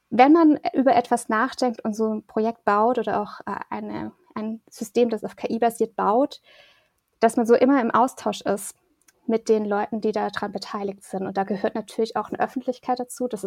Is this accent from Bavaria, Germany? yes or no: yes; Erlangen, Bavaria, Germany; now in Bonn, Germany; Also ich komme jetzt aus Erlangen, da wurde das auch schon so gelebt und geprägt, aber in Bonn jetzt mit, mit der Gruppe ist es schon nochmal forcierter